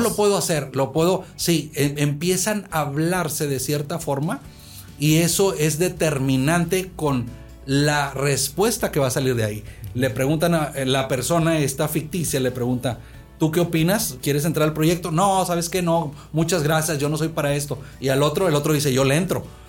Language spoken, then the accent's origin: Spanish; Monterrey, Nuevo León, Mexico; moved away as an adult; also born or lived in United States; Yo soy de aquí, de la ciudad de Monterrey, originario, aunque viví muchos años en Estados Unidos. Pero crecí en un tejabán de madera aquí, en esta colonia